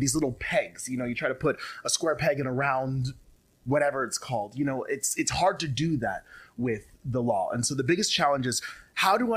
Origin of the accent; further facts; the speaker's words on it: Las Vegas, Nevada, United States; moved away; I love being here in Vegas. I grew up here in Vegas.